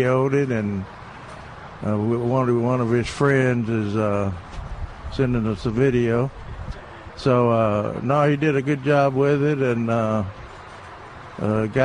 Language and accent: English; near Memphis, Tennessee, United States; now in Texas, United States; When I say Tennessee, I mean my hometown there, right outside of Memphis.